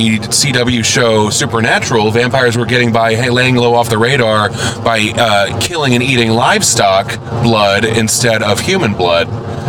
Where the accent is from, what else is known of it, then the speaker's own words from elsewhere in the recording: St. Louis, Missouri, United States; I'm from St. Louis.